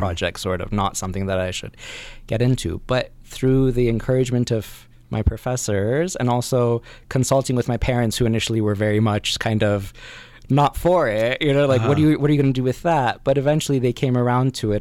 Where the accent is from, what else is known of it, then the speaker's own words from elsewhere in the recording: Northern California, United States; also born or lived in Iran; I was born here in California, and then when I was 4, went to Iran and lived there until I was 10, and then came back again to Northern California